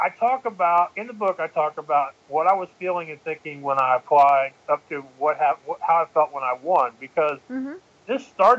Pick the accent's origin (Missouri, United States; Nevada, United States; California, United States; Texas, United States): Texas, United States; accent: Texan; I'm from Texas